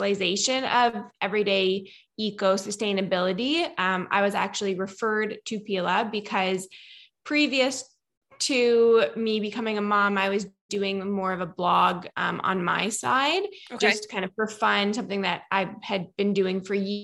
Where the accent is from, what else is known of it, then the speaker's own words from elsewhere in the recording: Nova Scotia, Canada; accent: Canadian; now in Kelowna, Canada; So I grew up in Nova Scotia